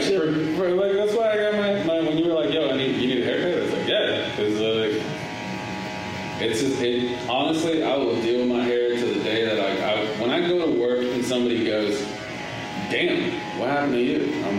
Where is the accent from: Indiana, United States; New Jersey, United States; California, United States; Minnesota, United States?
California, United States; Los Angeles; I grew up in Los Angeles. I grew up in South Central.